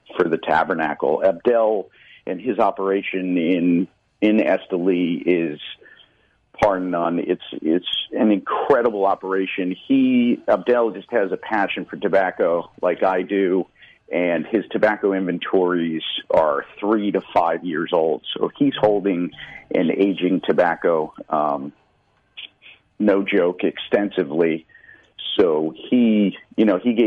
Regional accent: Connecticut, United States; I'm from Connecticut, so I've been very active in the Connecticut Valley since 2004-05

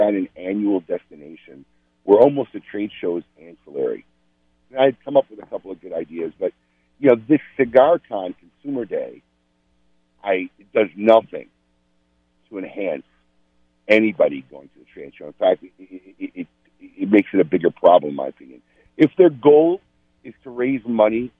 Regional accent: Chicago, Illinois, United States; moved away; I'm in my hometown, giving my kids a tour of where I grew up

